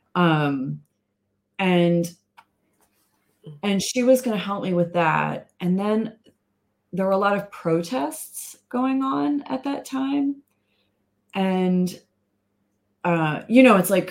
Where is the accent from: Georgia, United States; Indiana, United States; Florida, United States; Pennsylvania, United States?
Pennsylvania, United States; Philadelphia; moved away; I grew up in Philly